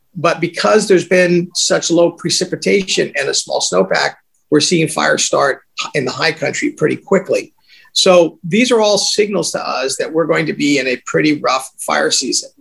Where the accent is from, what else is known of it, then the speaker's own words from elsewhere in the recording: California, United States; I grew up in California, born and raised here